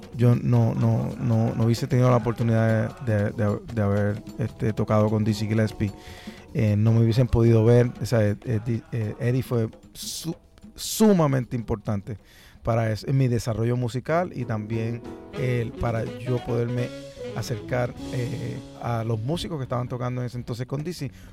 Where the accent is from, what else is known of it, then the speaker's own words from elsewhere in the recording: Puerto Rico; como puertorriqueño, afro, por, eh, afrodescendiente y como puertorriqueño también